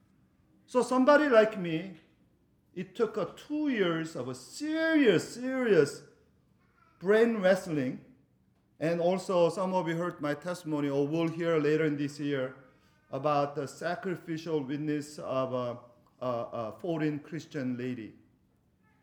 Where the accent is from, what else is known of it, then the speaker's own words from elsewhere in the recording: South Korea; moved away; when we were growing up in South Korea